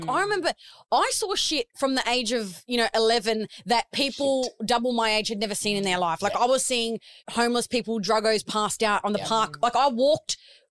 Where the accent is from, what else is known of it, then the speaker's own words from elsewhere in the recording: Sydney, New South Wales, Australia; I grew up in the southwest of Sydney. So back, you know, 20 years ago when I was going to school, I would honestly be embarrassed to tell people that I grew up in Liverpool.